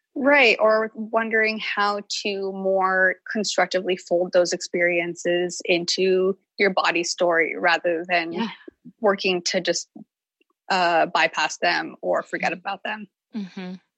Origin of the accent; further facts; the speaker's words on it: the South, United States; I grew up in the South